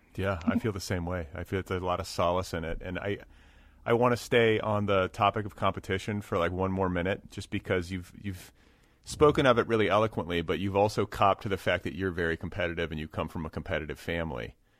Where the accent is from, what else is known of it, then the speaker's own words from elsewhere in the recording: United States; I'm an American, uh, white guy